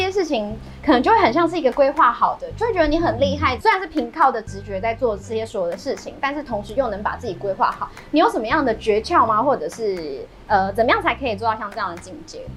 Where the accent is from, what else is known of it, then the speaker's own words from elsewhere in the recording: Yunlin County, Taiwan; 我是云林人，台语小天后